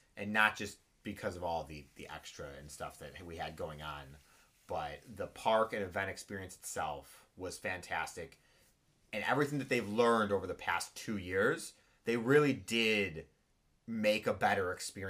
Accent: Chicago, Illinois, United States; I'm from Chicago.

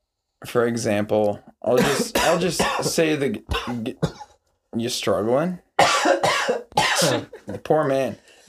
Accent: Montana, United States; now in Tacoma, United States; I'm from Montana. I'm not gonna lock my doors. That I live in Tacoma, I lock everything.

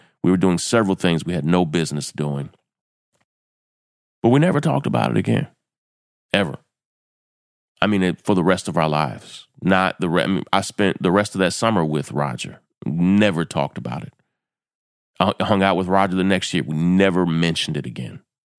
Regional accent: Kentucky, United States; We grew up in Kentucky

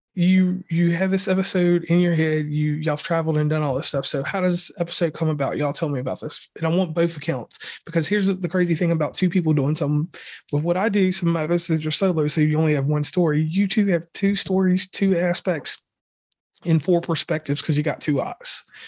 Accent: Lynchburg, Virginia, United States; moved away; I'm originally from Virginia. I'm from a, a town in Lo, Lynchburg, Virginia. I'm a Jerry Falwell guy. That's, that's, you know, where I was raised

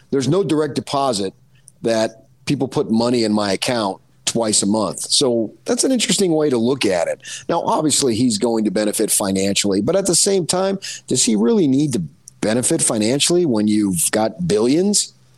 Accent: New Jersey, United States; I'm from Jersey

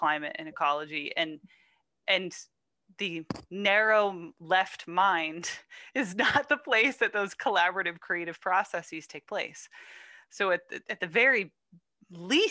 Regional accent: the Adirondacks of upstate New York, United States; I grew up in the Adirondacks of upstate New York

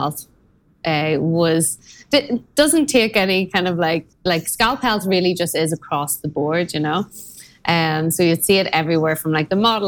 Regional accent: Belfast, Northern Ireland, United Kingdom; moved away as an adult; also born or lived in Armagh, Northern Ireland / Dublin, Ireland; now in New York, United States; I'm originally from Belfast, Northern Ireland, and moved to Dublin shortly after college

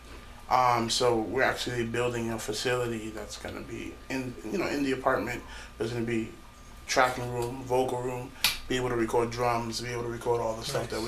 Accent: Jersey City, New Jersey, United States; I'm from Jersey City

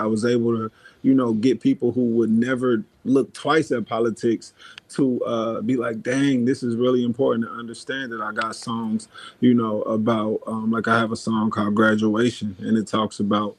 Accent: Dayton, Ohio, United States; But yeah, I grew up in Dayton, Ohio, though. Dayton, Ohio.

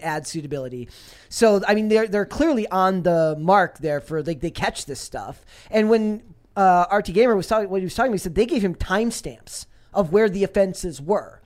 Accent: Minnesota, United States; I'm from Minnesota.

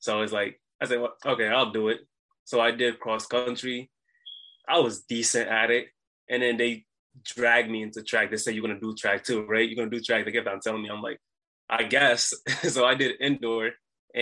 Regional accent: Providence, Rhode Island, United States; I'm from Providence, Rhode Island

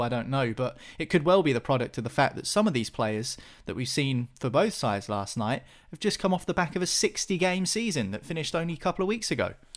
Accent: England, United Kingdom; being English

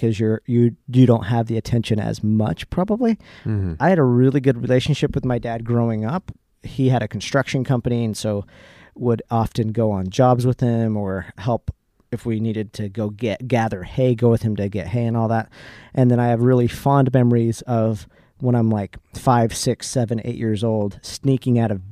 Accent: Salt Lake City, Utah, United States; We grew up in Salt Lake City, or a suburb of Salt Lake City, Utah

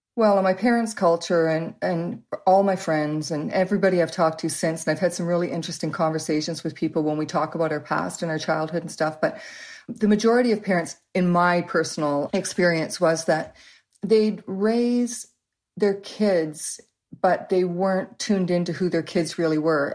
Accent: Waterloo, Ontario, Canada; also born or lived in Canada (born, various cities); by the time I was about four or five, we moved to Waterloo, and that's where we've lived ever since

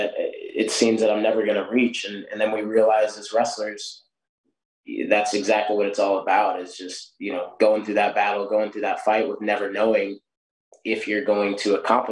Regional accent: Newberg, Oregon, United States; moved away as an adult; also born or lived in Missouri; now in Fayette, United States; I was six years old back in my hometown in Newburgh, Oregon

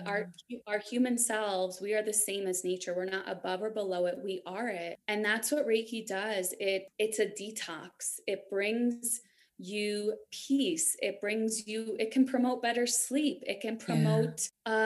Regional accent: New York, United States; moved away as an adult; also born or lived in San Francisco / Denver area, Colorado; now in Denver, United States; I grew up in New York. So I was a city girl

